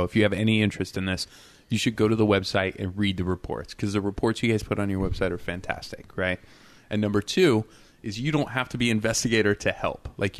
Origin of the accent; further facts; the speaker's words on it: Nevada, United States; I grew up in the woods, but I grew up in Nevada, right?